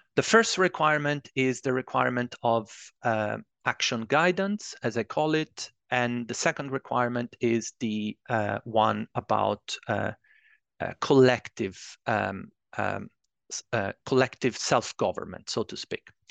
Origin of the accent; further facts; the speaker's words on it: Italy; moved away as an adult; also born or lived in Edinburgh, Scotland; I'm originally from Italy